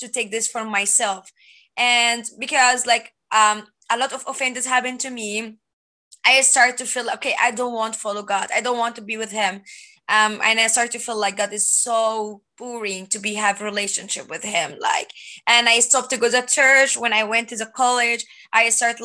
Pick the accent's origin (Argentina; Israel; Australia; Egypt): Egypt; English is a second language; moved away as an adult; now in United States; I'm from Egypt and I'm born in Christian family. In Egypt, we're born with Muslim religions or Christian religions